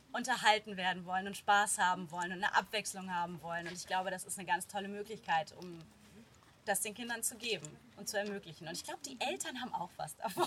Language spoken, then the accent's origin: German; Rheinbach, North Rhine-Westphalia, Germany; moved away as an adult; also born or lived in Bonn / Hamburg; now in Cologne, Germany; ich bin Rheinbacherin, also mittlerweile wohne ich in Köln, aber ich bin in Rheinbach groß geworden, hier zur Schule gegangen